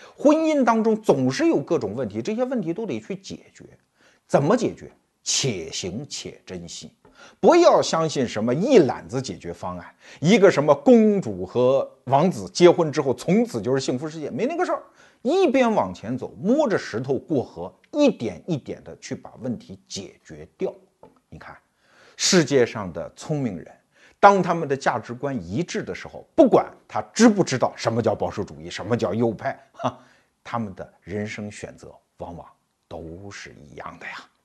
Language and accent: Chinese; Anhui, China; 我老家安徽